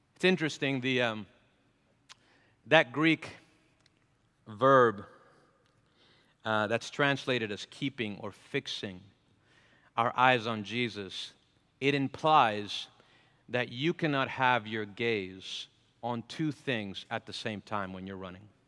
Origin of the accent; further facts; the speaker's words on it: Venezuela; moved away; I'm from Venezuela